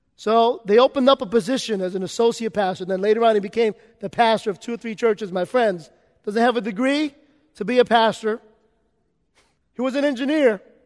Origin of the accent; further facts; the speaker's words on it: New York City, New York, United States; I grew up in New York City